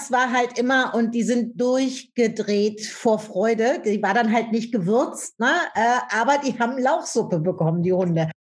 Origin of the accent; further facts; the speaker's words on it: Rhineland, Germany; now in Berlin, Germany; Ich komme ja aus dem Rheinland, lebe aber in Berlin mittlerweile.